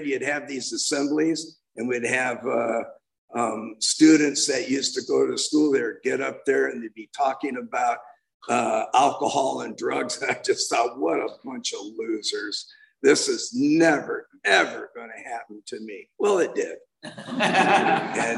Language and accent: English; California, United States; I was born and raised in California.